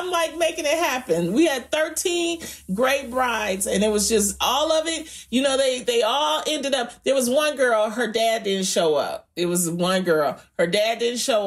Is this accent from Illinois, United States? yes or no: no; Detroit, Michigan, United States; I'm from Detroit.